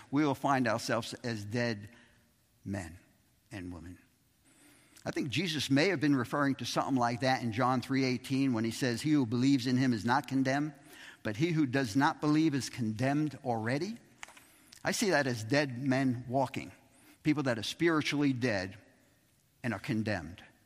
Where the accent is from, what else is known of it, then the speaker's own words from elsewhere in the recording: New York City, New York, United States; Growing up in Brooklyn